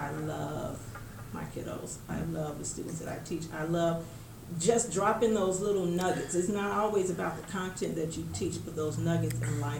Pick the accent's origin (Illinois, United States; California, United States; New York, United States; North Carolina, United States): Illinois, United States; Chicago; moved away as an adult; now in Denver, United States; growing up on the South Side was a blessing, South Side of Chicago